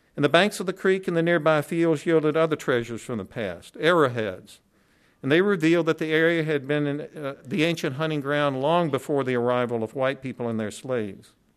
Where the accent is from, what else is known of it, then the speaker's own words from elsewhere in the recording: the South, United States; I grew up in the South during the civil rights movement